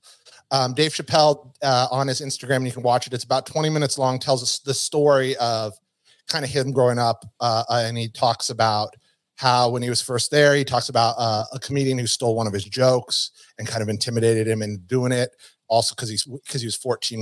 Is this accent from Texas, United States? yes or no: no; Reno, Nevada, United States; I'm from Reno